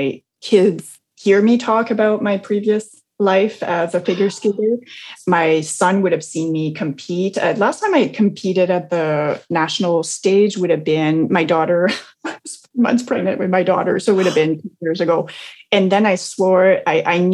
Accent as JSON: {"language": "English", "region": "New Brunswick", "country": "Canada", "tie": "born or raised there", "moved": "yes", "said": "It takes us 12 hours to go to my hometown in New Brunswick"}